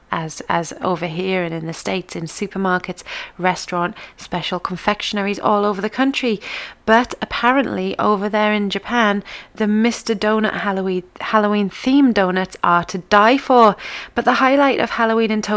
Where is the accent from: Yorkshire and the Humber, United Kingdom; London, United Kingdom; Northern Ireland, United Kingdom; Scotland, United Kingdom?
Yorkshire and the Humber, United Kingdom; near Whitby; This is the spooky place that's near me. It's located in Whitby on the North Yorkshire coast